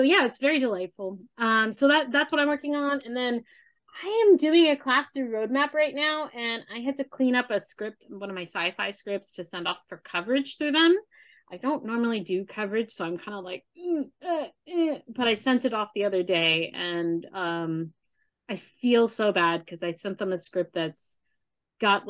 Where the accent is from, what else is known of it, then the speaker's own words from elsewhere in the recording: Arizona, United States; moved away; I'm from Arizona. We don't have basements.